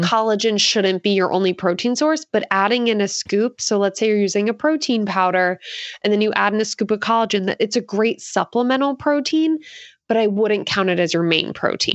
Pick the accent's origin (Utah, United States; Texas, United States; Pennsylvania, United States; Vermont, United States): Pennsylvania, United States; Philadelphia; now in Santa Cruz, United States; I currently live in Santa Cruz, California, but, um, I am from Philadelphia